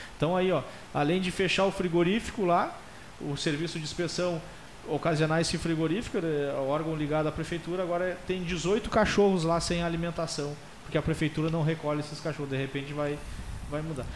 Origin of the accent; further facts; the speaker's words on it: Alegrete, Rio Grande do Sul, Brazil; moved away as an adult; now in Pelotas, Brazil; Eu sou natural de Alegrete e eu vim morar em Pelotas para fazer faculdade